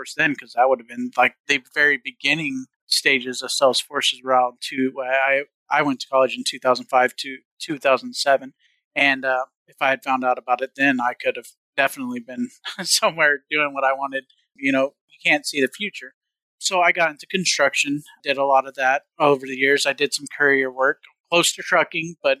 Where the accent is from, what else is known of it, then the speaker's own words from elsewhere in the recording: Southern Missouri, United States; I come from Southern Missouri